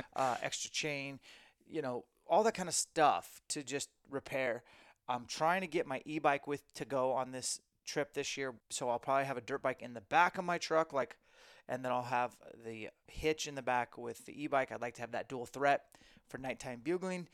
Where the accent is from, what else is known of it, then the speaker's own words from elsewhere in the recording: Spokane, Washington, United States; in Spokane, my hometown